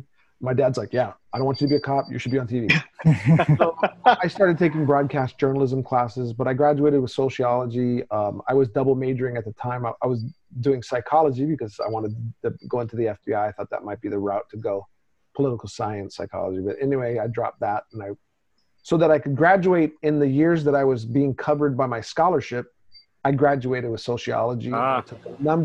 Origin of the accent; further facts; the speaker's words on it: Honolulu, Hawaii, United States; also born or lived in Brunswick, Georgia; born in Brunswick, Georgia, went to Cajal Elementary because my grandparents lived across the street from the mall, and we grew up in Kaimuki